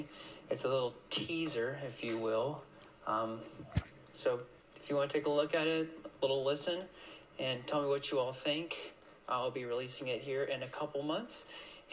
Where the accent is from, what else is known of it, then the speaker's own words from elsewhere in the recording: Kent, Ohio, United States; I'm from Kent, Ohio